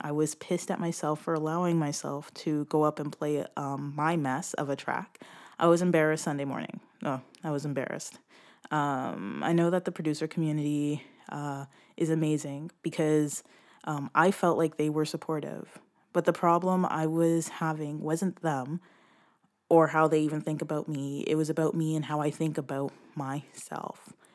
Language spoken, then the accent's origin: English; Brampton, Ontario, Canada; I come from Brampton, um, Ontario, which is close to Toronto.